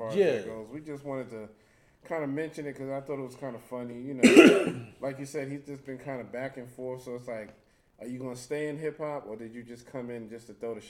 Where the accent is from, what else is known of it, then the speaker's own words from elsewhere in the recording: New York City, New York, United States; also born or lived in Harlem; mostly I was raised in the Bronx. So most of my background is the Bronx